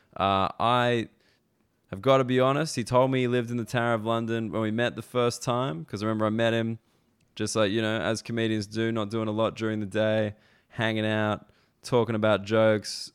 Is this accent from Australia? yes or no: yes; Australia; moved away as an adult; now in United Kingdom; as an Australian person come to the U K